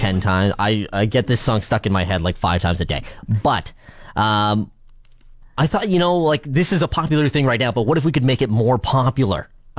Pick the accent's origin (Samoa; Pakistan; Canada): Canada; We're the best introverted country in the world.